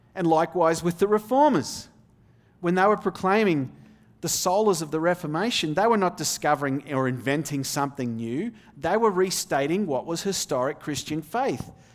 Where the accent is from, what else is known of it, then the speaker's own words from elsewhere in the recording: Australia; moved away as an adult; also born or lived in Denmark / Little Elm, Texas; now in Texas, United States; I grew up in the Australian outback